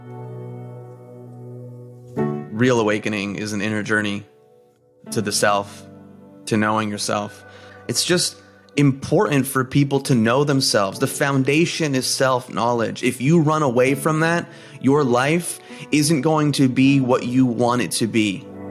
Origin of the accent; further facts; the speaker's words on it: New Jersey, United States; I'm first generation, uh, Greek American, born and raised in New Jersey